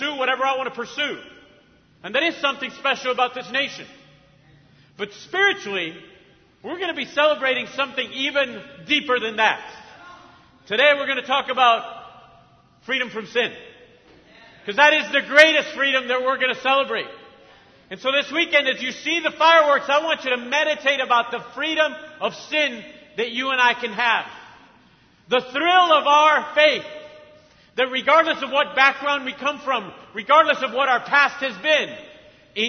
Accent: Argentina; also born or lived in Mexico; now in United States; I grew up in Argentina.

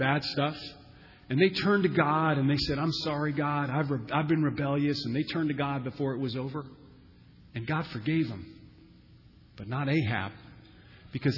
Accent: United States; us Americans

